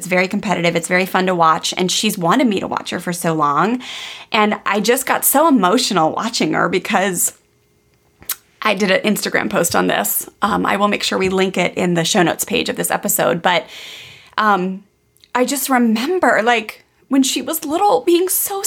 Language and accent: English; Maryland, United States; moved away; I grew up on the East Coast of the United States in Maryland, where we had snowstorms, we had rain, we had ice